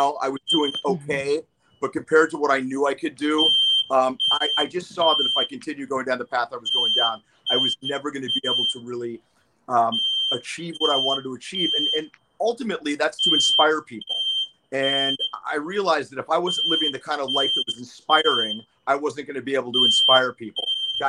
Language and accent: English; Pennsylvania, United States; moved away as an adult; also born or lived in Boston, United States; I mean, I came out here from Pennsylvania. Well, I was going to school in Boston at Boston University, and I transferred to UCLA.